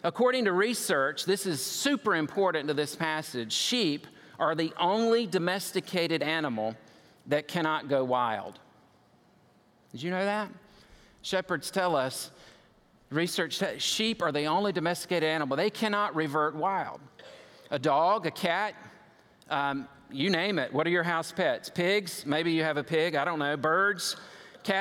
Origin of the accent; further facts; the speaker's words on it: United States; I'm an American